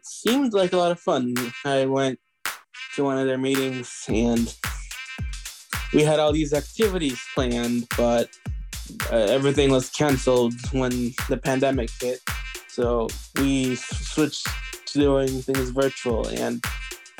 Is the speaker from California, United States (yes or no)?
yes; West Sacramento, California, United States; I am from West Sacramento, California.